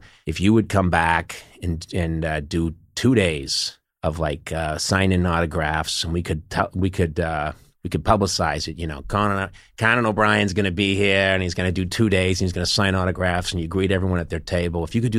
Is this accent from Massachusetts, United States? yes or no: yes; Brookline, Massachusetts, United States; Yeah, I'm from Massachusetts, from Brookline, right outside Boston.